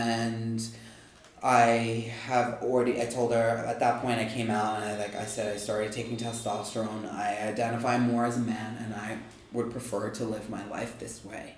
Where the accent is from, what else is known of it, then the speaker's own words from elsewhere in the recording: Long Island, New York, United States; I'm from Long Island, New York.